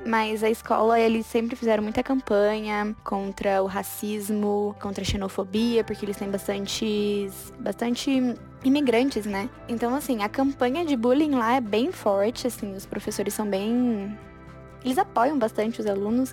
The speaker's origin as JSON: {"language": "Portuguese", "town": "Cuiabá", "region": "Mato Grosso", "country": "Brazil", "said": "eu sou de Cuiabá"}